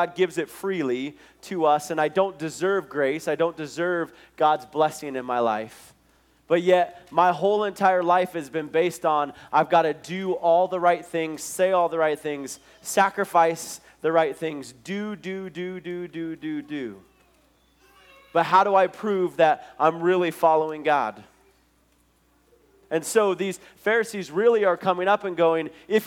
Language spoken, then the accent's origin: English; Billings, Montana, United States; the Nazarene church that I grew up in Billings